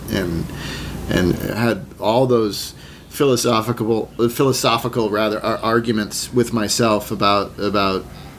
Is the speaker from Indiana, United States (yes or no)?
no; Sherborn, Massachusetts, United States; also born or lived in New York; now in Los Angeles, United States; I grew up in a little town called Sherborne in Massachusetts, or Sherbin, as they say, in Massachusetts